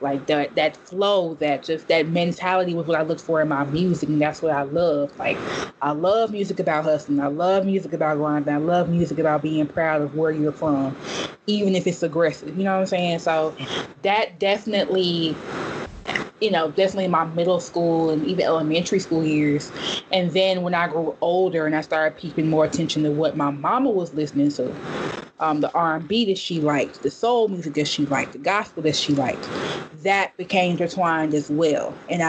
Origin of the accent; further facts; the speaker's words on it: Memphis, Tennessee, United States; I'm so Southern. Like, I'm from the South in the best way that could possibly be. There ain't no place in the world like Memphis, and you rarely gonna find people who are from Memphis anywhere else.